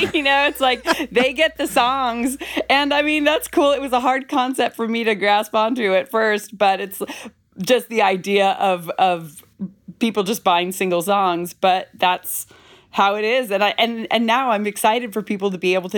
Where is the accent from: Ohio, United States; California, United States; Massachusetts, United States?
California, United States; Bay Area; moved away as an adult; now in Brooklyn, United States; I'm born and raised in the Bay Area, but I live in Brooklyn, New York right now